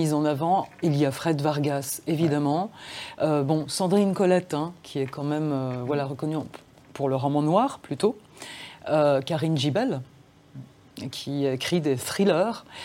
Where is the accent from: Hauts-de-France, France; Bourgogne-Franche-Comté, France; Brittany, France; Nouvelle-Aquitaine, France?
Bourgogne-Franche-Comté, France; Dijon; first language Serbian; French is a second language; also born or lived in Serbia; j'ai vécu à Dijon. Je vivais à Dijon, je suis née en France. Euh, je passais deux mois par an en Serbie